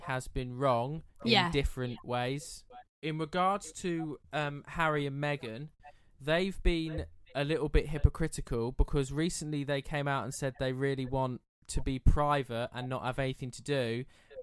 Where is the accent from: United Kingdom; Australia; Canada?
United Kingdom; England; us as English people